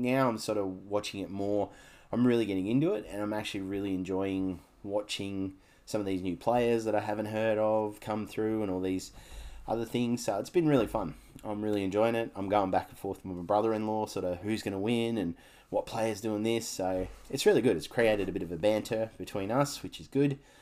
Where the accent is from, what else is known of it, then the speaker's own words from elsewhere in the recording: Canberra, Australian Capital Territory, Australia; now in Gold Coast, Australia; I, I grew up in Canberra. I lived in Canberra for fifteen years of my life.